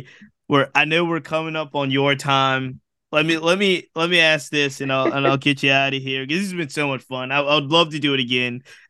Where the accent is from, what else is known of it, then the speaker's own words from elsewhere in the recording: Virginia, United States; I'm from Virginia